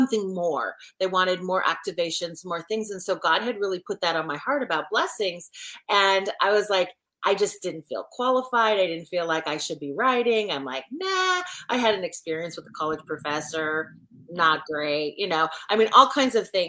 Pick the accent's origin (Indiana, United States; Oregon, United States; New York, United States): Oregon, United States; moved away as an adult; also born or lived in Washington State; now in South Carolina, United States; I'm a Pacific Northwest girl, born and raised in Oregon